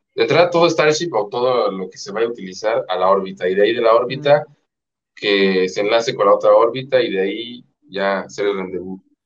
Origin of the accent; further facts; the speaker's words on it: Mexico; soy mexicana